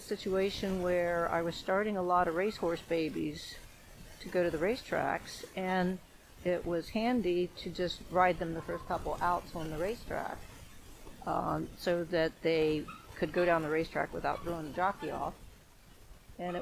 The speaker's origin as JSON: {"language": "English", "area": "Ross County", "region": "Ohio", "country": "United States", "tie": "born or raised there", "also_born_or_lived": "Colorado", "lives_now": "Vinton County, United States", "said": "I grew up in Ross County, and that's about an hour away from here"}